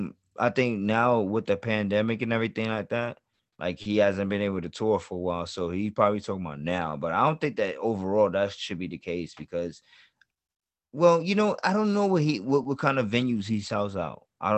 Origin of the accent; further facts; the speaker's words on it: New York City, New York, United States; I grew up in Queens, too, my nigga. Like, Bronx and Queens.